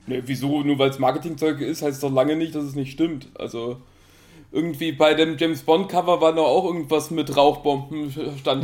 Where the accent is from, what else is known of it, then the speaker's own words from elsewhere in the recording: Italy; moved away; Ich bin halt in Italien aufgewachsen